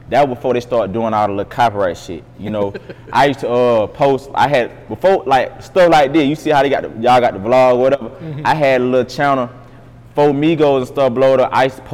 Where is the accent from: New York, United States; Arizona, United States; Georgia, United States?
Georgia, United States; Moultrie; moved away as an adult; I'm from Moultrie, Georgia, 229.